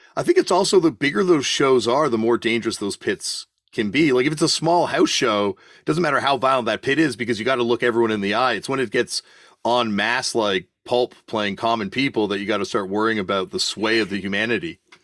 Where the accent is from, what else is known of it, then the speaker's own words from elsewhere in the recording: Canada; Growing up in Canada, we got a lot of British TV